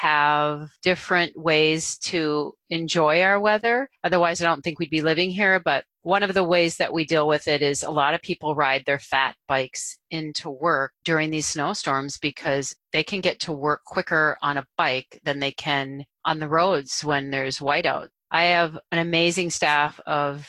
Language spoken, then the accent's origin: English; Duluth, Minnesota, United States; now in Roseville, United States; I'm originally from Duluth, which is even more rugged, right up there on the north shore of Lake Superior